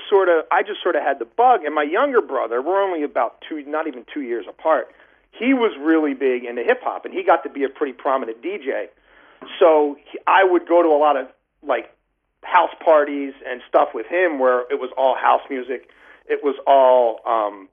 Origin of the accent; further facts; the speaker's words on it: Baltimore, Maryland, United States; I grew up in East Baltimore, like in Baltimore City.